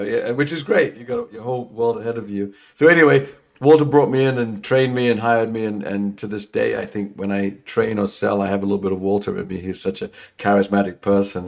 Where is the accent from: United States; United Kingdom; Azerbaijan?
United Kingdom; London; moved away as an adult; also born or lived in England; I'm from London